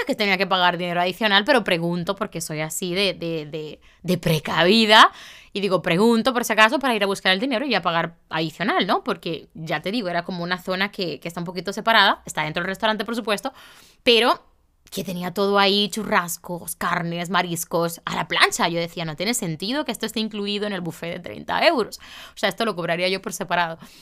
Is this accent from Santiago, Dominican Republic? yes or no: yes; Santiago de los Caballeros, Santiago, Dominican Republic; moved away; mi ciudad, a Santiago